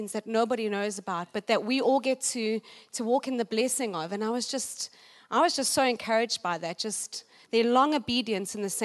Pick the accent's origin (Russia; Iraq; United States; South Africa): South Africa; Johannesburg, Gauteng; I'm from South Africa, Johannesburg